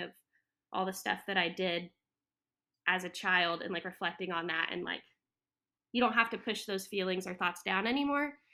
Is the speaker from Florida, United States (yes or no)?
yes; Florida, United States; moved away as an adult; also born or lived in Texas / Hawaii / Colorado; now in Wilmington, United States; I grew up in Florida, um, yeah, from, like, kindergarten through the year and a half of college